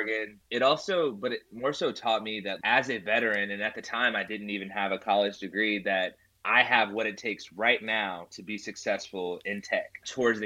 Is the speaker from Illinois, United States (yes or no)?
no; Kentucky, United States; I'm actually from Kentucky as well